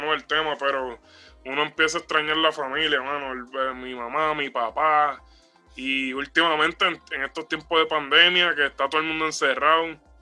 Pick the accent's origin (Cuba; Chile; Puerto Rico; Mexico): Puerto Rico; now in United States; somos gente que salimos de Puerto Rico y, estamos viviendo acá en Estados Unidos